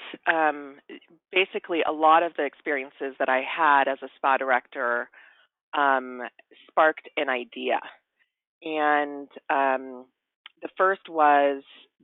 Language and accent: English; Hawaii, United States; I grew up in Hawaii in a very beautiful environment